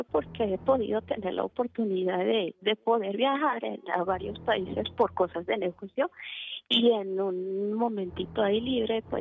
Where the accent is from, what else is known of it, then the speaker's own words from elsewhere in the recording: Pasto, Nariño, Colombia; yo no soy de Caracas, yo soy de Pasto, Colombia.